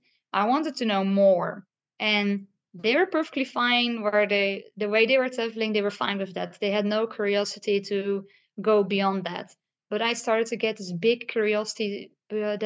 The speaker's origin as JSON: {"language": "English", "country": "Netherlands", "said": "I am from the Netherlands."}